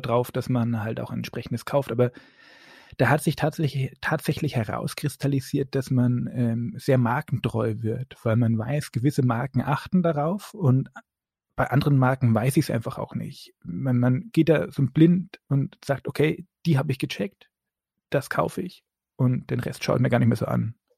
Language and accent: German; Upper Franconia, Bavaria, Germany; ich bin ein Franke